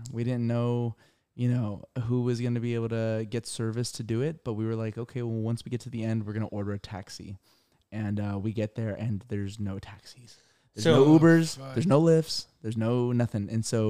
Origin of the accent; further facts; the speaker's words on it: Irvine, California, United States; Yeah, we're from Irvine.